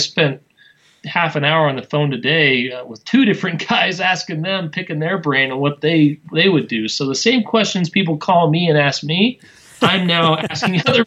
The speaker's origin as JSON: {"language": "English", "region": "Wyoming", "country": "United States", "tie": "born or raised there", "moved": "yes", "lives_now": "Utah, United States", "said": "I grew up in Wyoming, which is the least populated state in the U.S."}